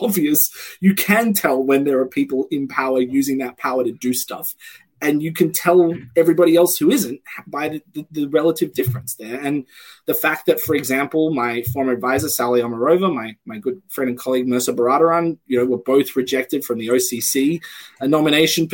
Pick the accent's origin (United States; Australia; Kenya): Australia; moved away; I come from Australia, where we have a large export-oriented economy